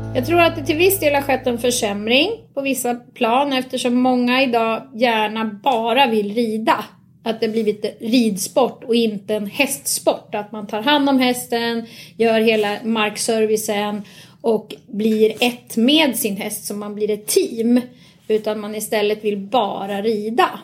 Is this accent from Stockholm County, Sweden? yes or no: yes; Nynäshamn, Stockholm County, Sweden; also born or lived in Ösmo; Då bodde jag här i Nynäshamn. Okay. Så jag är faktiskt uppväxt från början på Nynäshamns ridklubb